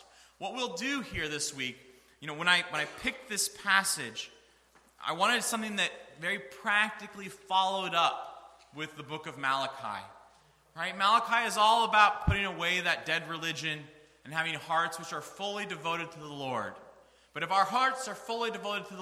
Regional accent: Northeast Ohio, United States; I grew up in Northeast Ohio

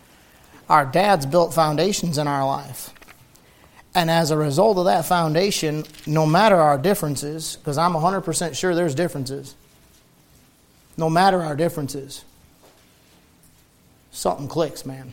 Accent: Detroit, Michigan, United States; I'm from Detroit

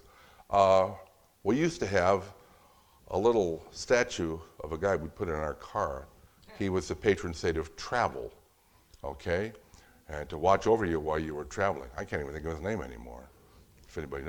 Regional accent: Fort Wayne, Indiana, United States; my hometown of Fort Wayne, Indiana

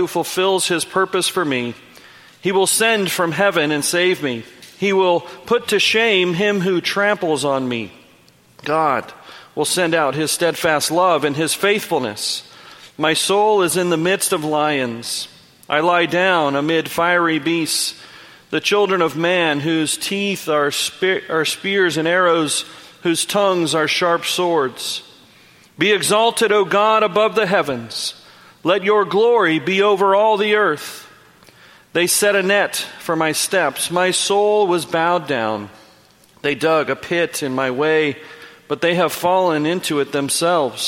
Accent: United States; Growing up in the Sierra Nevada mountains

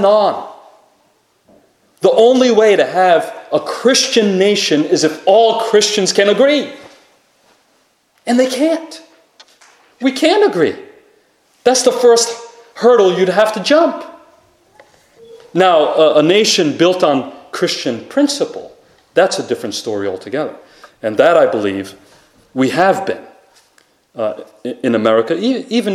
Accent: Rhode Island, United States; Rhode Island, which is my home state

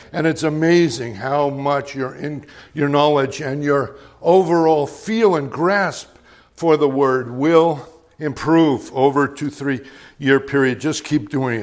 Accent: Middleburg, Virginia, United States; preached in Middleburg, my hometown, at one of our local places

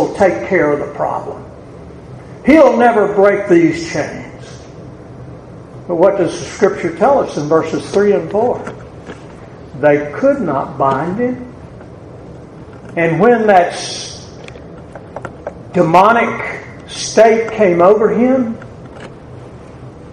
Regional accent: the South, United States; accent: southern; my southern accent

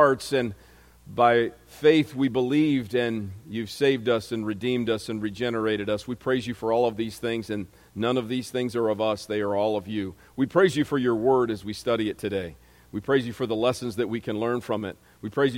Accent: Momence, Illinois, United States; my hometown, there aren't any other Momenses in the world

